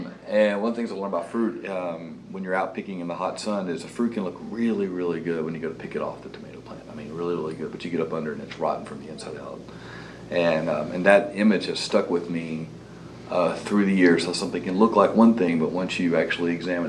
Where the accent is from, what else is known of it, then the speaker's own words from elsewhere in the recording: Searcy, Arkansas, United States; moved away as an adult; now in Nashville, United States; Growing up in Searcy, Arkansas, is not an exciting place to grow up. There's lots of fun to be had, but in and of itself, it's not very exciting. My family actually had a farm even further out in the sticks. And so I grew up picking watermelons and cantaloupe and tomatoes.